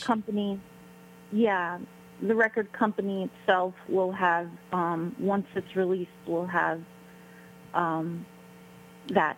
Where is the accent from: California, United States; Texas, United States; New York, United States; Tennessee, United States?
New York, United States; New York City; we're both from Brooklyn, New York.